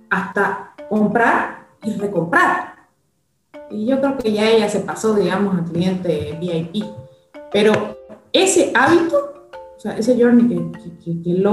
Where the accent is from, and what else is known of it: Bolivia